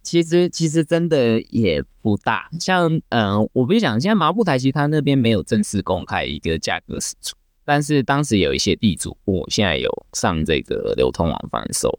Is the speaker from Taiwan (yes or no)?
yes; Taiwan; 我们台湾人习惯用的台瓶